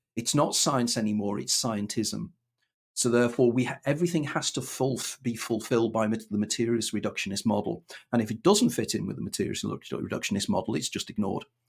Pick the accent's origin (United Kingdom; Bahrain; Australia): United Kingdom; Wirral, North West England; moved away as an adult; also born or lived in London; born and brought up on Wirral